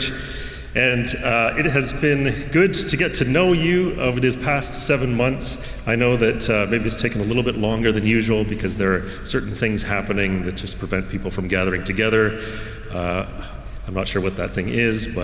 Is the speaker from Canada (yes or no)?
yes; the Canadian Prairies, Canada; moved away as an adult; also born or lived in Brazil / Calgary, Alberta / Winnipeg, Manitoba; now in British Columbia, Canada; we moved back to Canada, and my dad continued to work in their offices and lived in Calgary and Winnipeg, kind of splitting our time between Alberta and Manitoba